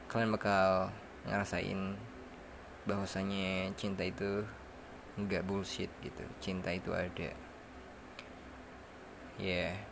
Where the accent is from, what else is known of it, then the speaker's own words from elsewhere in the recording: Tasikmalaya, West Java, Indonesia; Gue berasal dari West Java, especially from Tasikmalaya.